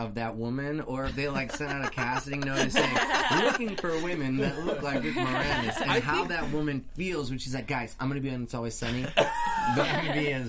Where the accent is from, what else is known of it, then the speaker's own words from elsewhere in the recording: Pacific Northwest, United States; Growing up in the Pacific Northwest